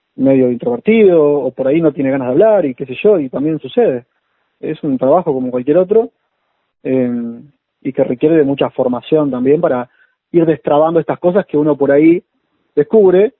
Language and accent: Spanish; Maldonado, Uruguay; moved away as an adult; now in Buenos Aires, Argentina; Yo soy uruguayo, me vine para acá en el 2006